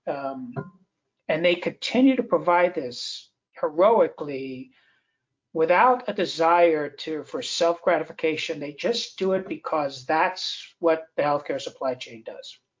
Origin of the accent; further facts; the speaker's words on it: Southeast, United States; I come from the Southeast, where every year we have to prepare for hurricane season